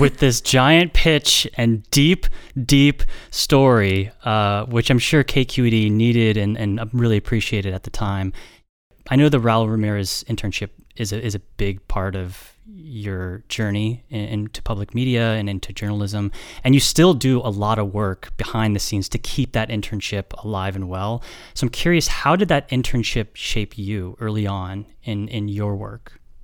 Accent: Bay Area, California, United States; you, like me, are somebody who grew up in the Bay Area, were raised in the Bay

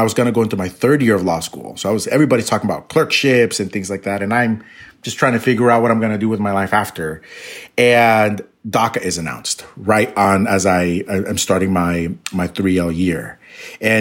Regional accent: California, United States; born or raised there; also born or lived in Mexico

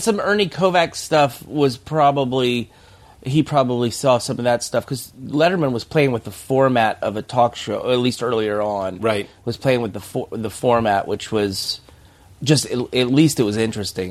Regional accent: the South, United States; moved away; also born or lived in North Carolina; I'm from the South

